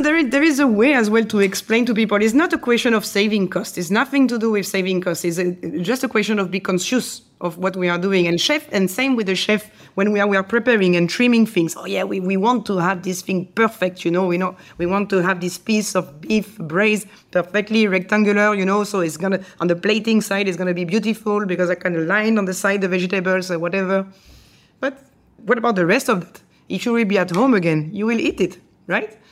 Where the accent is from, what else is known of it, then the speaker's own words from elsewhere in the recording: France; English is a second language; moved away as an adult; also born or lived in Asia; you're French